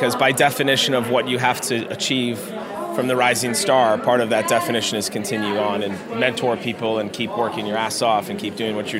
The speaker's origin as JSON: {"language": "English", "region": "Minnesota", "country": "United States", "tie": "born or raised there", "said": "we decided to go back home and raise them in Minnesota, my home state"}